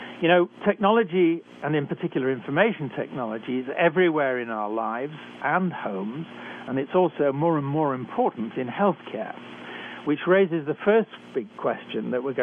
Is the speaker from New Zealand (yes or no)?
no; United Kingdom; accent: British; moved away as an adult; also born or lived in Canada; I was trained in Britain, as I'm sure you can tell from my accent.